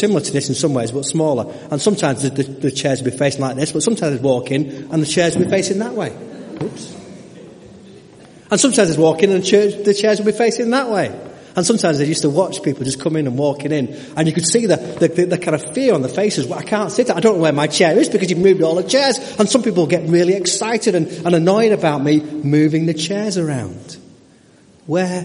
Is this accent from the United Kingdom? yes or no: yes; Stockport, North West England, United Kingdom; moved away as an adult; also born or lived in Burnley; I was brought up in Stockport Baptist Church.